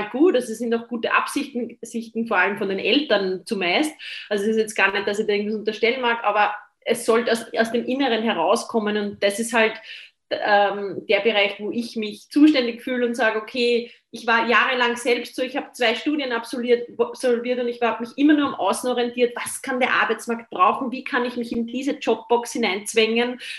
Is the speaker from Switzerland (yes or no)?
no; Austria; aber bei uns in Österreich war es in meiner Generation so, na, werdet ja nicht Lehrer